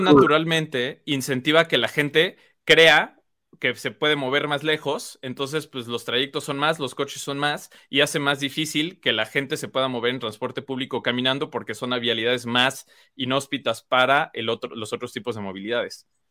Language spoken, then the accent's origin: Spanish; León, Guanajuato, Mexico; el aire que respiramos todos los leoneses